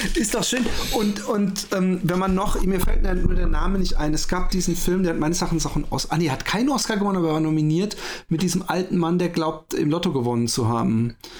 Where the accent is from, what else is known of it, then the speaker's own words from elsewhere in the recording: Waldbronn, Baden-Württemberg, Germany; Ich bin ja in Waldbronn äh, aufgewachsen, das ist so ein bisschen äh, bei Karlsruhe da um die Ecke.